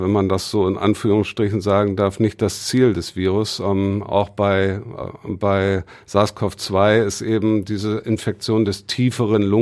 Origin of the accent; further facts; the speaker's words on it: Bremen, Germany; als Bremer esse ich tatsächlich gerne braunen Kohl